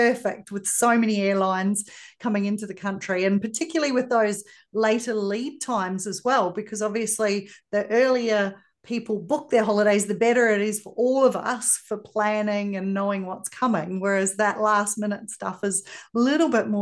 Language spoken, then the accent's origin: English; Australia; if you can't tell, I'm Australian